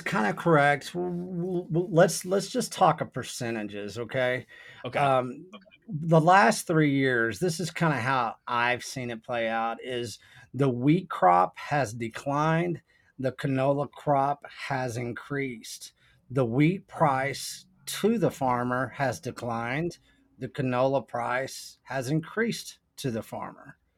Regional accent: the Texas Panhandle, United States; also born or lived in Austin; I grew up in the panhandle of Texas

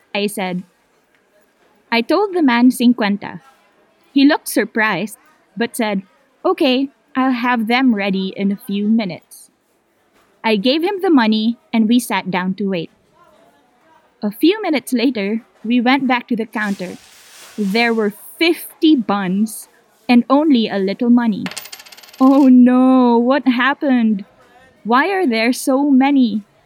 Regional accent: Manila, Metro Manila, Philippines; I'm from the Philippines. I grew up in Manila

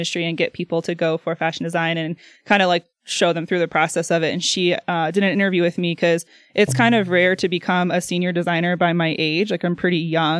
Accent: Antwerp, Ohio, United States; moved away as an adult; also born or lived in Louisiana; now in Idaho, United States; I grew up in a really small town in Ohio. It was called Antwerp.

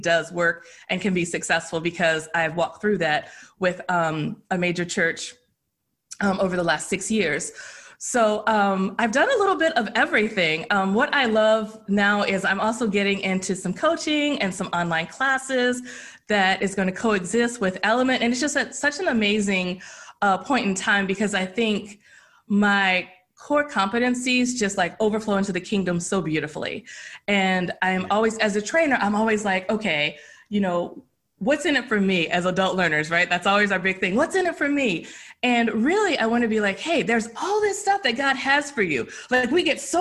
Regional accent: Baltimore, Maryland, United States; I grew up actually in Baltimore, Maryland

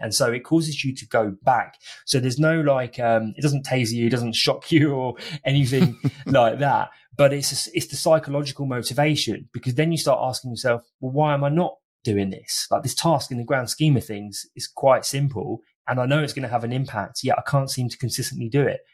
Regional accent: United Kingdom; I'm from Britain

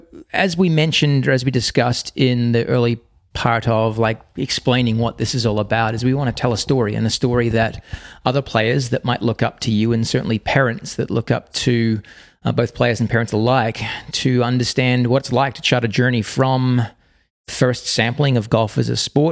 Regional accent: Australia; Given that I'm from Australia, you're going to have to fill me in here.

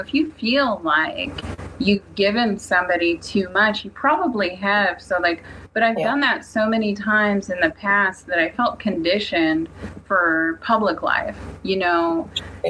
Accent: Seabird Island, British Columbia, Canada; growing up on Seabird, you're right by that highway in British Columbia

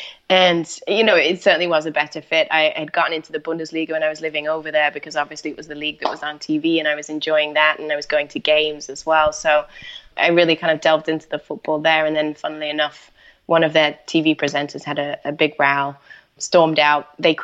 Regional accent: Manchester, North West England, United Kingdom; moved away; I grew up in Manchester, but decided I wanted to leave the UK and go off and do just travel around a little bit.

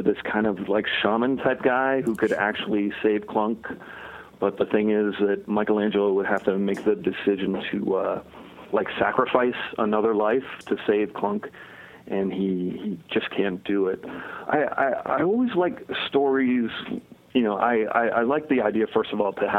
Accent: Connecticut, United States; I grew up in Connecticut

